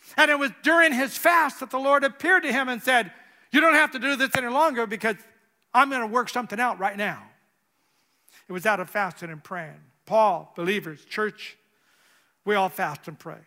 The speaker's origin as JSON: {"language": "English", "region": "California", "country": "United States", "tie": "born or raised there", "moved": "as an adult", "said": "I'm from California"}